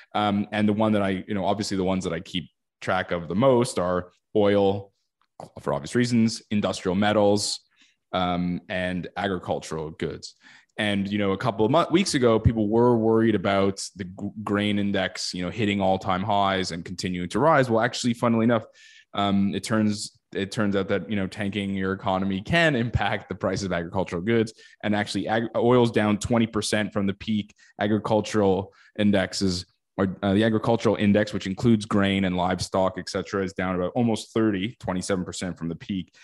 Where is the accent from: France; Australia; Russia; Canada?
Canada; as a Canadian